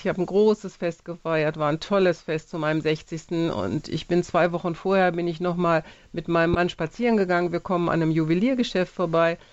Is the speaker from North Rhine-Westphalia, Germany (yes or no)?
yes; Jülich, North Rhine-Westphalia, Germany; meinen Heimatort Jülich